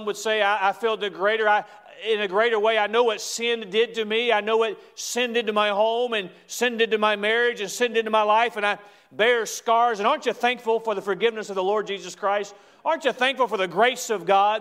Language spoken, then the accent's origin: English; United States; as an American